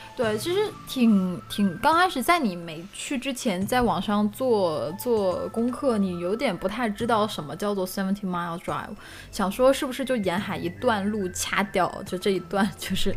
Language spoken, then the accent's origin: Chinese; China; 我们中国人